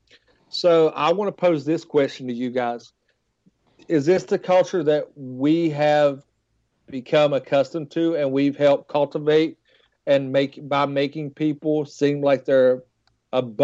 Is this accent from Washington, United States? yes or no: no; West Virginia, United States; I'm from West Virginia